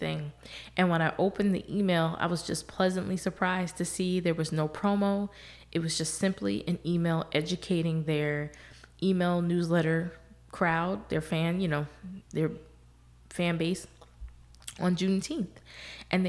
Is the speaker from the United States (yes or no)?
yes; the North, United States; moved away as an adult; now in Texas, United States; I grew up in the North.